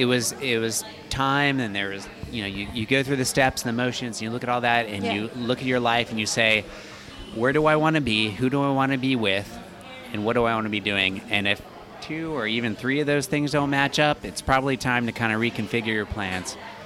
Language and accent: English; Florida, United States; It's sad, but I'm from the South, or from the Florida originally.